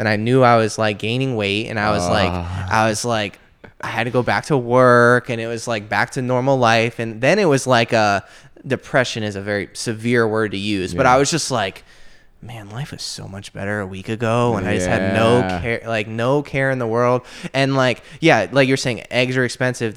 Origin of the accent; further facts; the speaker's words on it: Florida, United States; I grew up in Florida my whole life